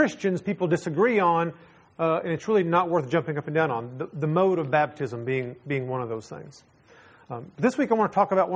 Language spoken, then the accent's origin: English; Texas, United States; I'm from Texas